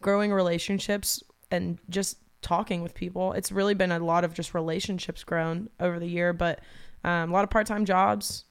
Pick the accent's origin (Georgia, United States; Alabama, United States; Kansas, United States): Georgia, United States; Atlanta; also born or lived in Athens, Georgia; born and raised in Atlanta. Um, I was there until I was eighteen, graduated high school.